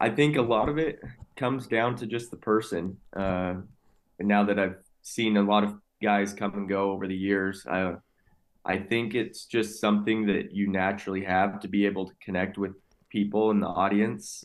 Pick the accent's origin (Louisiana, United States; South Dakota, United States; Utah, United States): Utah, United States; born and raised in Utah.